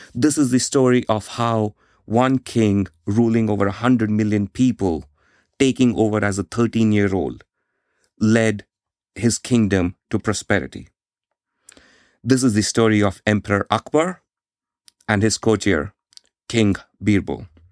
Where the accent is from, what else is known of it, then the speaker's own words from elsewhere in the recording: India; I grew up in India in the 1990s.